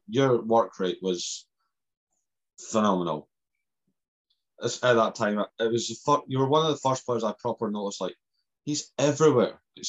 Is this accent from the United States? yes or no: no; Scotland, United Kingdom; I'm Scottish, but I have Maori heritage.